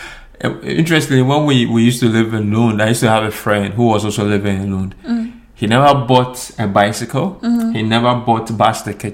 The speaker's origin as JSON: {"language": "English", "country": "Ghana", "second_language": "English", "lives_now": "Sweden", "said": "As compared to, if I'm comparing this to Ghana. My home country, Ghana, it's quite expensive, you know."}